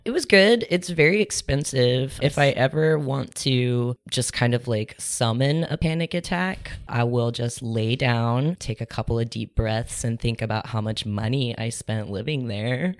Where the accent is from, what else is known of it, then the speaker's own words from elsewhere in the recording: Topeka, Kansas, United States; moved away; also born or lived in Brooklyn, New York; I was raised in Topeka, Kansas